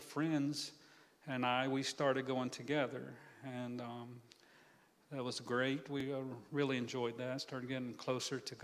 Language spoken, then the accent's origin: English; Atmore, Alabama, United States; I'm from Atmore, Alabama, a little small town right on the Florida-Alabama line, just north of Pensacola, probably about the size of Quincy. Grew up there, had a great childhood